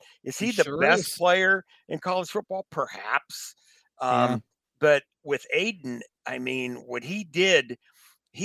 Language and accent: English; Pittsburgh, Pennsylvania, United States; now in Michigan, United States; I grew up in Pittsburgh